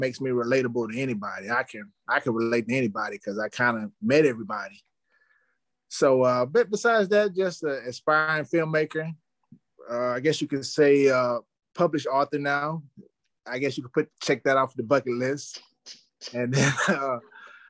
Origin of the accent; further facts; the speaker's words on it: Alabama, United States; I'm from a little small town called Cassata, Alabama